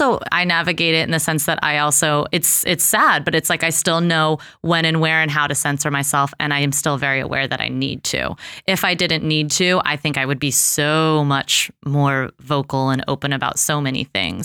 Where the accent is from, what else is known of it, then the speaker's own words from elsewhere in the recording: Los Angeles, California, United States; I grew up in Los Angeles